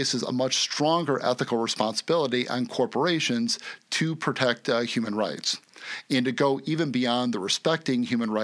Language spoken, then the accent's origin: English; United States; my home country of the USA